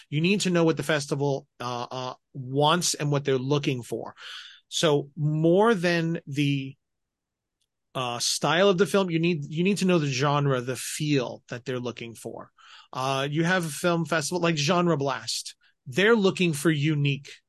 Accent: Colorado, United States; I grew up in Colorado

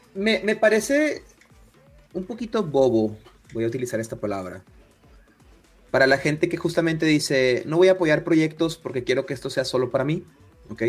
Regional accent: northern Mexico, Mexico; Como soy del norte de México, utilizo muchas palabras en inglés

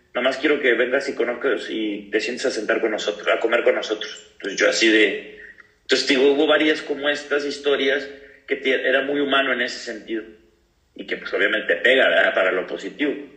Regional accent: Ciudad Victoria, Tamaulipas, Mexico; moved away as an adult; also born or lived in Costa Rica / Uruguay / Pachuca / Cancún; ahorita estoy aquí en, Tamaulipas, en Ciudad Victoria, en mi tierra

